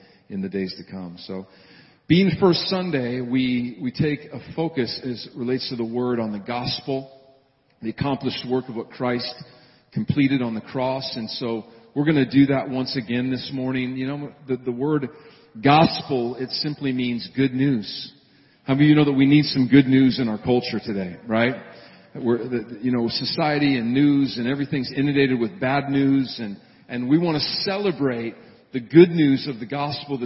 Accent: Montana, United States; moved away; back in my hometown and home state of Montana

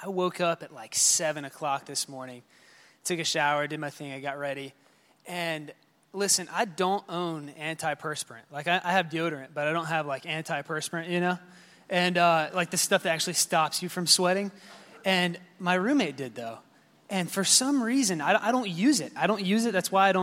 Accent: South Carolina, United States; moved away as an adult; also born or lived in West Palm Beach, Florida; now in Florida, United States; I am originally from South Carolina. I moved here in 2010, so 9.5 years ago

